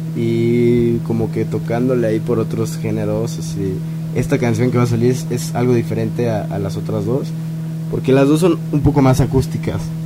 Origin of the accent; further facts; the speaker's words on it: Cuernavaca, Morelos, Mexico; moved away as an adult; now in Mexico City, Mexico; yo soy de Cuernavaca, viví allá toda mi vida